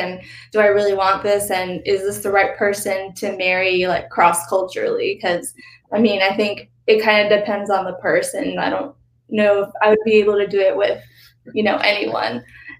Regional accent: Pakistan; Like I'm Pakistani and, you know, the food and the language and everything.

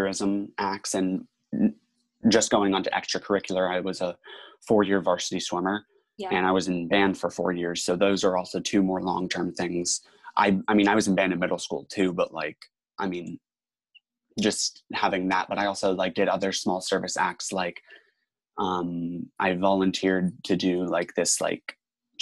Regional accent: Tampa, Florida, United States; I'm in from Tampa, Florida, so the Boys and Girls Club of Tampa Bay, and there was a Boys and Girls Club right across the street from my high school

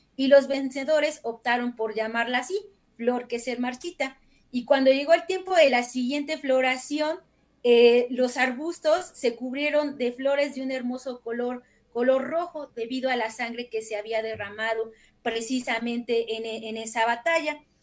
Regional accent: Amozoc, Puebla, Mexico; yo que soy de Amozoc y todavía lo considero un pueblo

